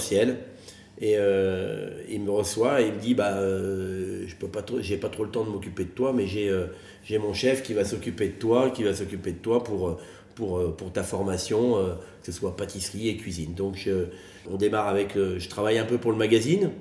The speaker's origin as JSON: {"language": "French", "town": "Soisy-sous-Montmorency", "region": "Île-de-France", "country": "France", "tie": "born or raised there", "moved": "as an adult", "lives_now": "Megève, France", "said": "né euh, à Soisy-sous-Montmorency, dans le 95, à côté d'Anguin-les-Bains, avec des, parents poissonniers."}